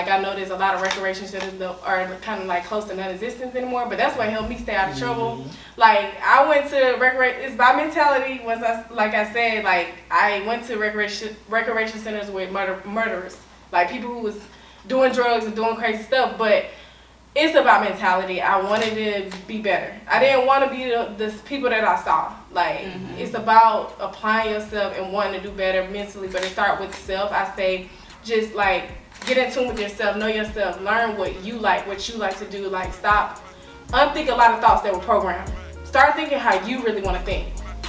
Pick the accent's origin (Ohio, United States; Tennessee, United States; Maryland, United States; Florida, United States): Tennessee, United States; Chattanooga; Well, I'm originally from Chattanooga, Tennessee.